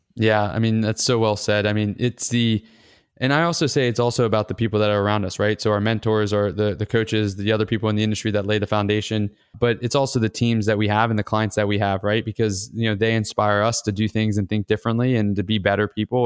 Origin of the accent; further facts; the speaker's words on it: Atlanta, Georgia, United States; my hometown at Georgia Tech